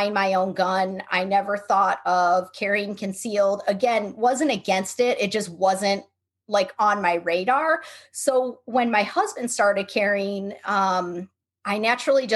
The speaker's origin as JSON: {"language": "English", "town": "Buffalo", "region": "New York", "country": "United States", "moved": "yes", "lives_now": "Seattle, United States", "said": "We're from Buffalo, New York, but we live in Seattle now"}